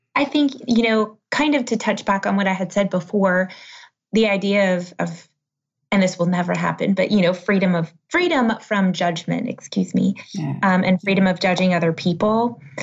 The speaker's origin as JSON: {"language": "English", "country": "United States", "said": "being American"}